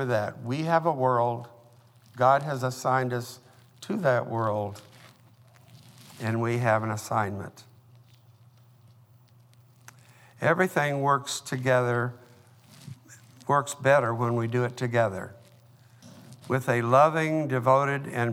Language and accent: English; Oklahoma, United States; when I was a boy growing up in Oklahoma